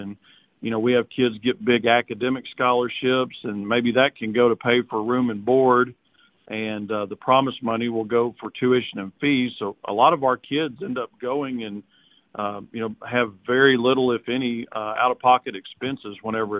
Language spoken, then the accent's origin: English; Walnut Ridge, Arkansas, United States; now in Arkadelphia, United States; Walnut Ridge, Arkansas, a rice, soybean, cotton growing community up in northeast Arkansas as my hometown. I've been in Arkadelphia for about 20 years now, town of about 10,000.